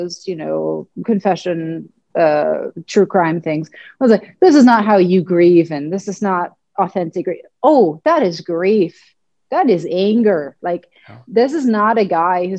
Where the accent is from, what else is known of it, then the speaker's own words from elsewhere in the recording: Germany; I'm German, I grew up in Germany